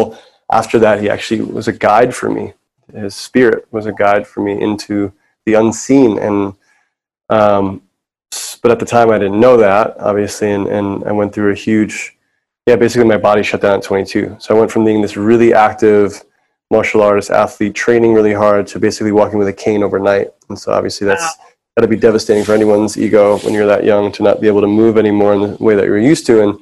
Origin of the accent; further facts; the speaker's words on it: New York City, New York, United States; I grew up in New York City